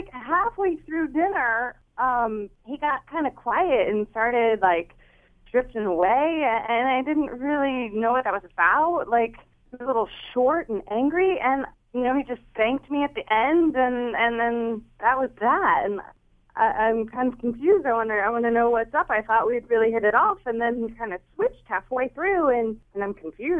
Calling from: Middletown, United States; I'm calling from Middletown.

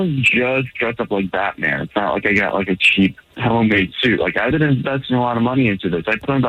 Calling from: Orlando, Florida, United States; I'm calling from Orlando.

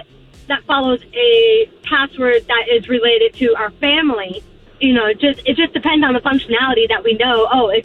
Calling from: Poinciana, Florida, United States; This is … from Poinciana.

